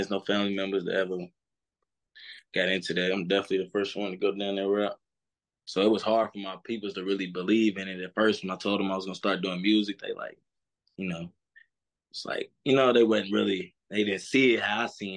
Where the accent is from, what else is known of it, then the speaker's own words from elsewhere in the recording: Louisville, Kentucky, United States; Home. Where I grew up